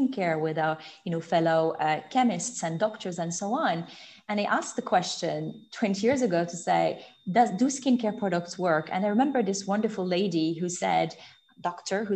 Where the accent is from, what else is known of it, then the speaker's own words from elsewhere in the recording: Morocco; moved away as an adult; also born or lived in Paris / London; I grew up in Morocco. I was there until I was 17